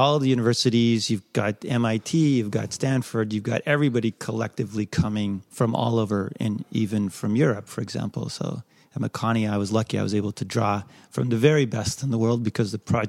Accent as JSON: {"language": "English", "town": "West Vancouver", "region": "British Columbia", "country": "Canada", "tie": "born or raised there", "said": "I grew up in West Van."}